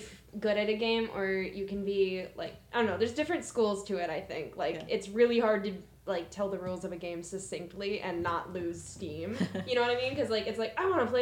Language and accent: English; United States; as an American